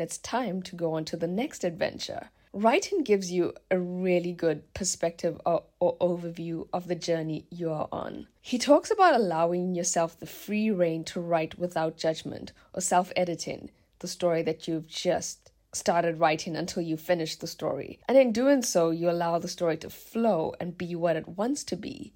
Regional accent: South Africa; now in Germany; my small seaside hometown in South Africa

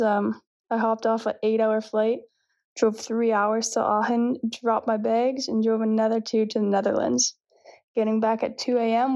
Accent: Chester, Nova Scotia, Canada; moved away as an adult; also born or lived in Halifax, Nova Scotia; now in Ponta Delgada, Portugal; I am a setter from Chester, Nova Scotia, and I played at Dalhousie University last year

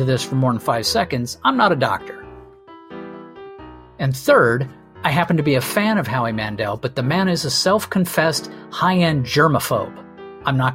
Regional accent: Redondo Beach, California, United States; I grew up in Mid Redondo Beach in Southern California

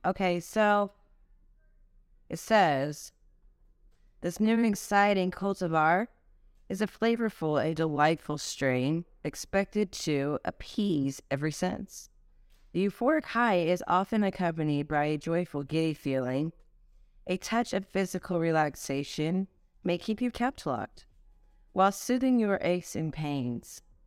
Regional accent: Los Angeles, California, United States; I'm from California. Um, LA, baby.

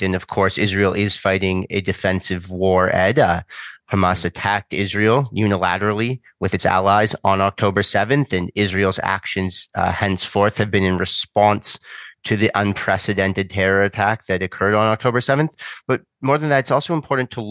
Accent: Canada; as a Canadian

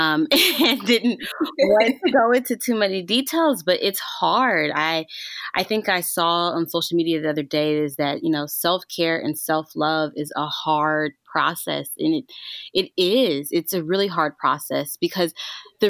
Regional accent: Arkansas, United States; I grew up in Arkansas. I grew up in the South

